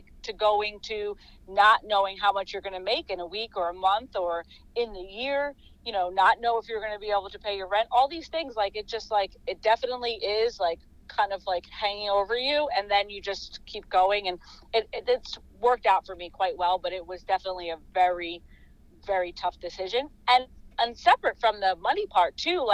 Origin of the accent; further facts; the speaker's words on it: Metuchen, New Jersey, United States; my hometown of Metuchen